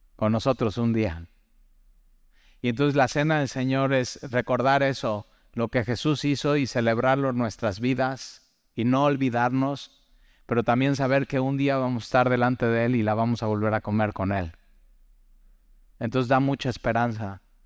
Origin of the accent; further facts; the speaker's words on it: Mexico; para los mexicanos